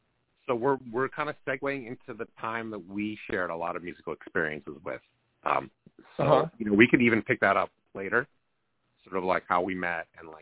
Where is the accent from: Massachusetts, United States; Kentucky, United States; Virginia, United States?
Massachusetts, United States; Needham; also born or lived in New York; I don't know really how I got from Needham, my hometown, to like New York at Bard.